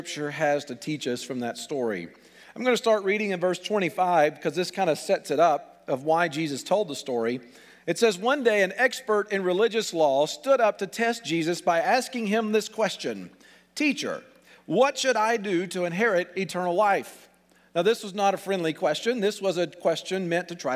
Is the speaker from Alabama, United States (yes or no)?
yes; Alabama, United States; accent: southern; moved away as an adult; now in Pittsburgh, United States; We're transplants from Beth and I grew up in Alabama.